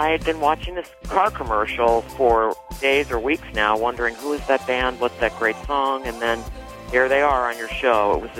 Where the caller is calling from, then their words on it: Chicago, Illinois, United States; Hi, this is Ruby. I'm calling from Chicago.